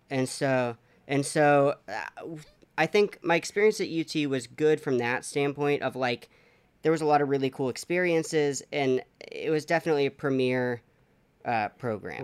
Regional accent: College Station, Texas, United States; So I grew up in College Station, Texas

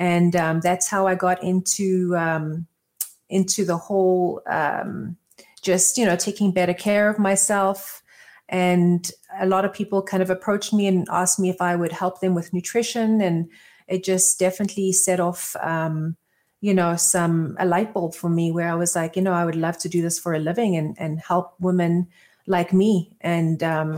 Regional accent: Johannesburg, Gauteng, South Africa; moved away; also born or lived in Israel; So my background is I'm originally from South Africa, born in Johannesburg. I have moved around a lot as a kid, just back and forth. We moved to Israel originally, and then back to South Africa, and then left South Africa

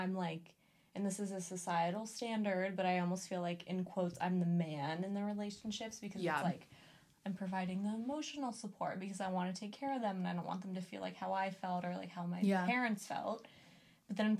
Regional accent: Southern California, United States; we're literally from Southern California, from the suburbs

